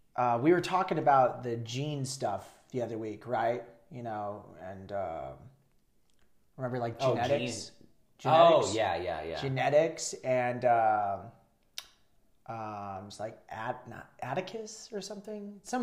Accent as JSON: {"language": "English", "town": "Albuquerque", "region": "New Mexico", "country": "United States", "said": "I was like, \"Albuquerque, New Mexico.\""}